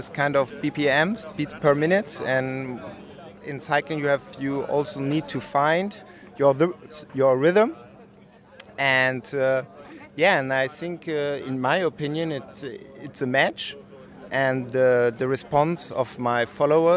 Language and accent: English; Frankfurt, Hesse, Germany; now in Berlin, Germany; I'm from Frankfurt, but now I live in Berlin